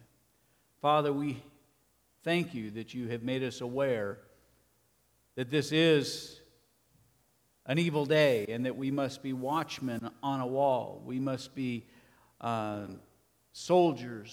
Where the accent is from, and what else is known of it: United States